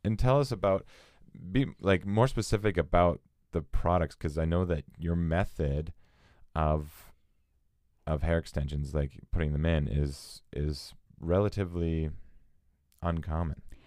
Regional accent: Edmonton, Alberta, Canada; now in Vancouver, Canada; we're from Edmonton

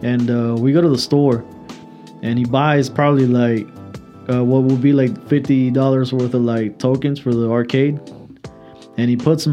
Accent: Mexico; moved away; I grew up in Mexico for a good while

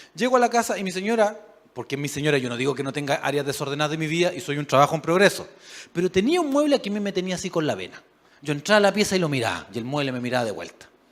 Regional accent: Chile; A nosotros nos gusta pensar como buenos chilenos

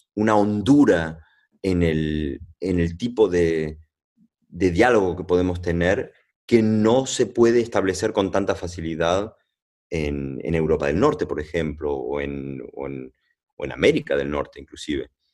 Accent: Venezuela; also born or lived in Argentina (family); yo no soy colombiano, pero bueno, pero nací en Venezuela

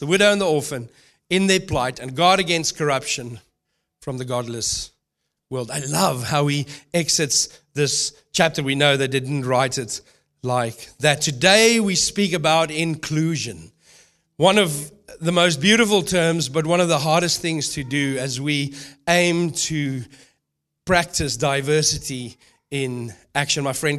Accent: South Africa; moved away; also born or lived in New Zealand / United Kingdom / Melbourne, Australia / Brisbane, Australia; I've lived in New Zealand, lived in the UK, I've lived in Melbourne, I've lived in Brisbane. I come from South Africa.

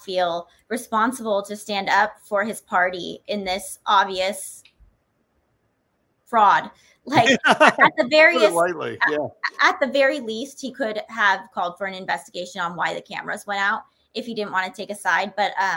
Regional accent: Nevada, United States; my home state of Nevada

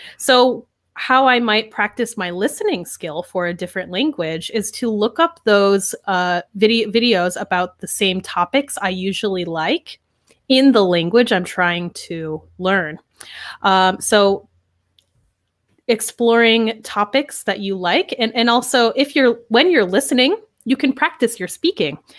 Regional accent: New York, United States; moved away as an adult; I'm from America, I'm from New York, actually, from a small

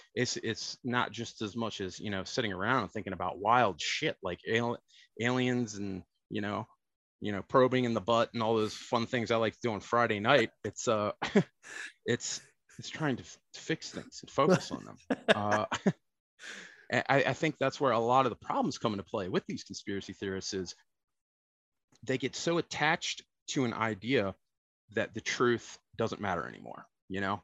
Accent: Baltimore, Maryland, United States; also born or lived in New Oxford, Pennsylvania; I hail from the land of Baltimore. That's where I was born. I was born in Baltimore City. Uh, bounced back and forth between uh, my parents got divorced when I was nine my mother moved to South Central Pennsylvania to New Oxford. So I bounced back and forth between the city and the country

